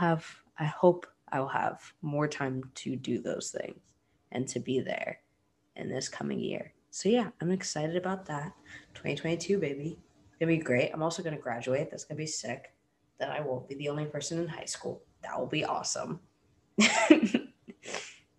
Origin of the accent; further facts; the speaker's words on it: Florida, United States; I'm from Florida